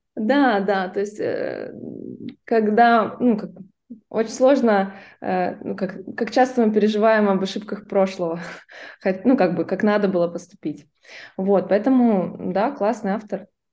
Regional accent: Vladivostok, Primorsky Krai, Russia; я из Владивостока, подключилась, ну, отсюда же, из Владивостока.

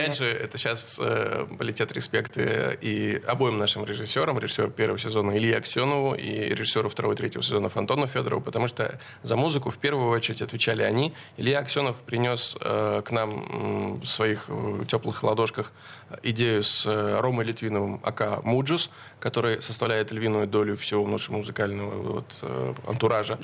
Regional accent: Veliky Novgorod, Novgorod Oblast, Russia; Мы оба из Великого Новгорода

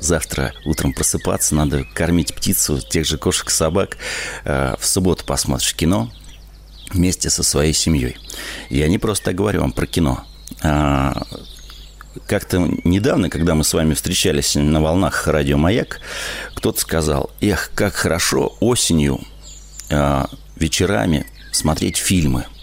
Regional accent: Moscow, Russia; also born or lived in Smolensk Oblast; я родился в Москве

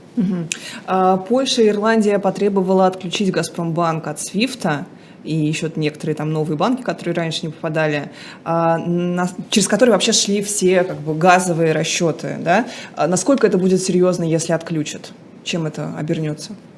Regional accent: Saratov, Saratov Oblast, Russia; в Саратове, в моем родном городе

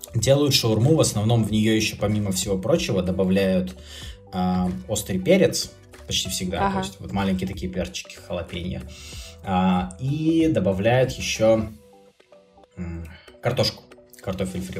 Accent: Republic of Karelia, Russia; moved away; я как бы не москвич сам по себе, но в городе, где я вырос, хотя это Карелия

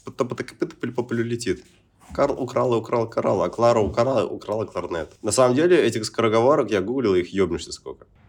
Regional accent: Murmansk, Murmansk Oblast, Russia; now in Phuket, Thailand; у себя дома в Мурманске

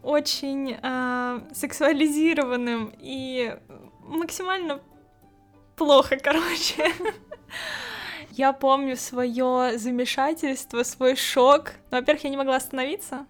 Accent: Kemerovo, Kemerovo Oblast, Russia; moved away as an adult; now in Saint Petersburg, Russia; Я из Сибири, небольшого города Кемерово

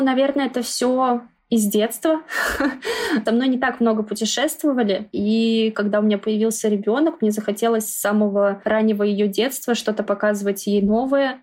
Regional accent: Moscow, Russia; мы из Москвы

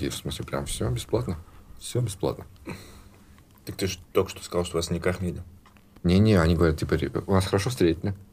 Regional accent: Ivanovo, Ivanovo Oblast, Russia; moved away; я бедный чувак из Иванова.

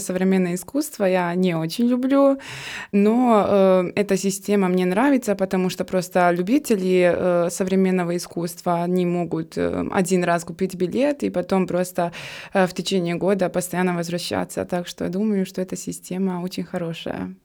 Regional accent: Trebinje, Republika Srpska, Bosnia & Herzegovina; Russian is a second language; moved away as an adult; now in Saint Petersburg, Russia; в моем родном городе. Он называется Требине

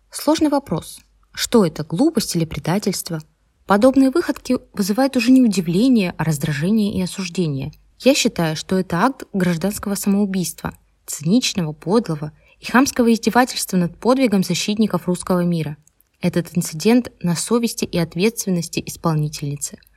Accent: Bilohirsk, Crimea, Ukraine; now in Simferopol; Да, я украинка, я родом из Крыма, родилась в Белогорске. Живу себе спокойно в Симферополе и воспитываю сама двоих детей.

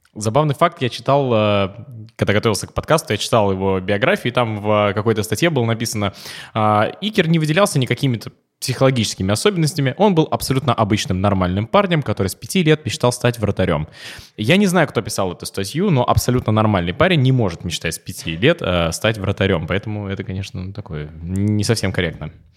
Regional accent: Dzerzhinsk, Nizhny Novgorod Oblast, Russia; я из Дзержинска, это Нижегородская область

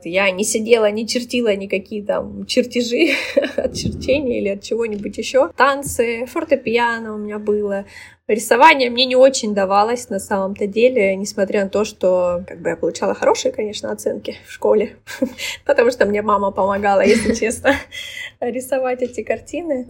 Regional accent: Russia; moved away as an adult; also born or lived in Istanbul, Turkey; now in Batumi, Georgia; мы э, уезжаем из Батуми, да, возвращаемся в Россию

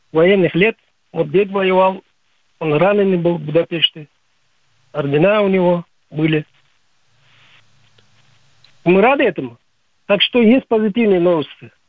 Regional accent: Uzbekistan; moved away as an adult; now in Yekaterinburg, Russia; Я родом с Узбекистана, поэтому слежу, какие новости там, что происходит.

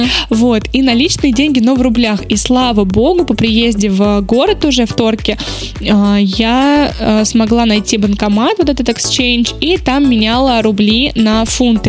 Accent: Ryazan, Ryazan Oblast, Russia; Я из Рязани

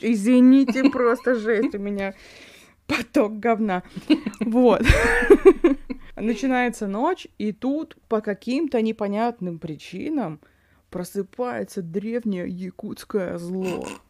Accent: Yakutia, Sakha Republic, Russia; я из Якутии

